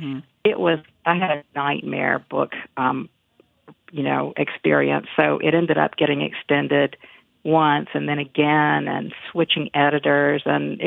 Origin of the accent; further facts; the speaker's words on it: Galax, Virginia, United States; moved away; my hometown, Galax, Virginia